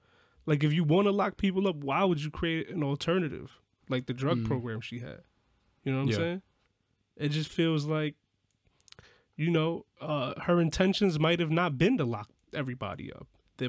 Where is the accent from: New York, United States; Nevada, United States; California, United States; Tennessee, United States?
New York, United States; I grew up in New York.